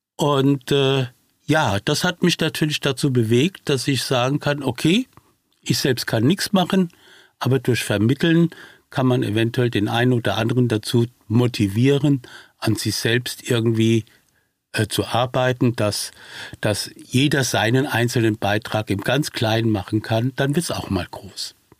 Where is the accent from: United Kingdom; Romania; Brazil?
Brazil; now in Germany; dass ich selbst gebürtiger Brasilianer bin und somit äh, meinem Heimatland doch in irgendeiner Form auf diese Weise mich verbunden fühle